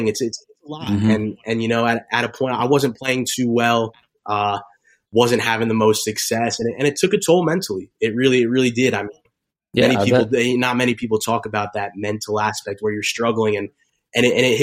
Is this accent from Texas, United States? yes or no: no; Bergen County, New Jersey, United States; Grew up in Jersey. I'm from Bergen County, which is actually like 20 minutes from where the Giants play.